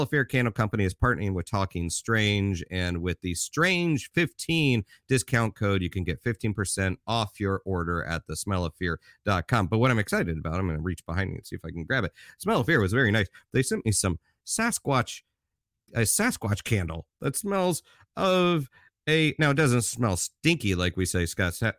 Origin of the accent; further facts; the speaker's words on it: United States; also born or lived in Glasgow; us Americans